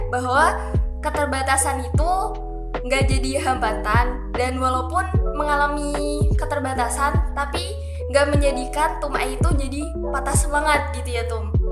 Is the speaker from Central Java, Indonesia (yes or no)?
yes; Semarang, Central Java, Indonesia; moved away; aku tuh asalnya dari Semarang Jawa Tengah jadi banyak yang manggil aku mbak bukan teteh